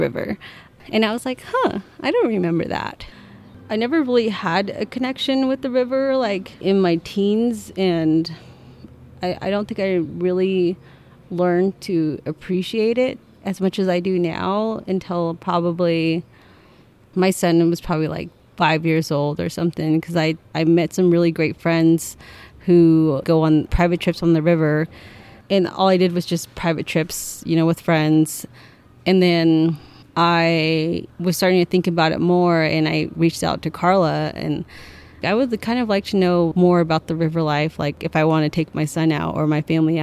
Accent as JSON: {"language": "English", "town": "Navajo Mountain", "region": "Utah", "country": "United States", "said": "I'm from Navajo Mountain, Utah"}